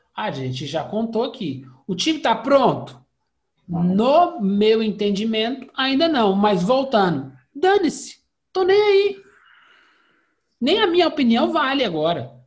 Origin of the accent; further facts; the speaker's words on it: Belo Horizonte, Minas Gerais, Brazil; a gente é aqui de BH